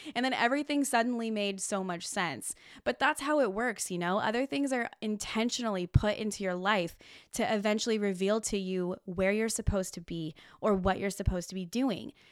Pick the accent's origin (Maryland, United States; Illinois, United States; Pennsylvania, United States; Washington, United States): Washington, United States; Olympia; now in Oregon, United States; I'm originally from Olympia, Washington. I went to Tumwater High School